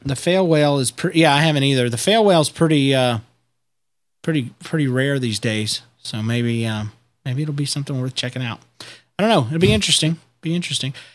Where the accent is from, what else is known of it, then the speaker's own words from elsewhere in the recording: United States; I'm American